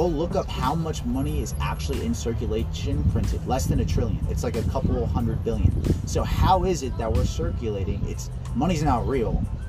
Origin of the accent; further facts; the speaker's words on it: Miami, Florida, United States; I'm from Miami.